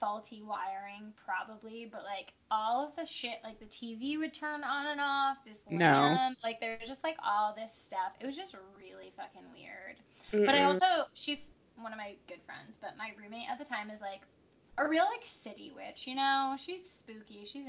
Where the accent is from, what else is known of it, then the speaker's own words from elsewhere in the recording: New England, United States; I grew up in New England. I feel like that's, like, kind of New England's vibe, like, spooky.